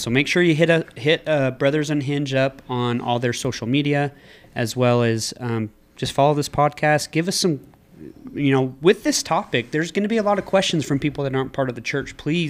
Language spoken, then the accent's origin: English; Scotland, United Kingdom; Yes! No way. We are Scottish.